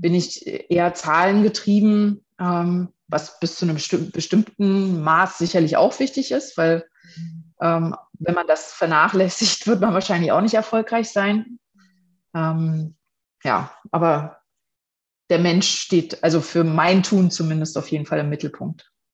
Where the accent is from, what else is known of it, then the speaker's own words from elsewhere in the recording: Potsdam region, Brandenburg, Germany; mittlerweile fünf Jahren, jetzt im Juni, bin ich Direktorin, äh, Franchise-Nehmerin von BNI für die Region Potsdam